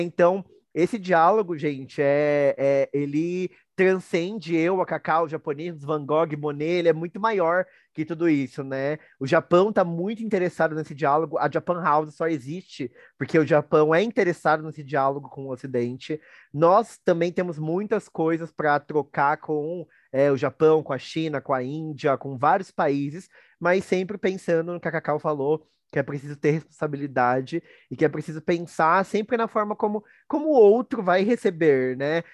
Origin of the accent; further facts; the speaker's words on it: Brazil; a gente tem orgulho, tem orgulho de ser brasileiro, né? Do, do, do que é o meu país.